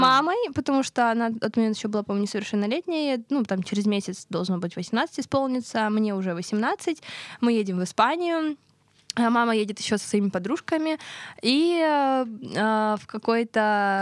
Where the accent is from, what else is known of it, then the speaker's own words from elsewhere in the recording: Pyatigorsk, Stavropol Krai, Russia; Я с Кавказа. А, я Северного Кавказа, с города Пятигорск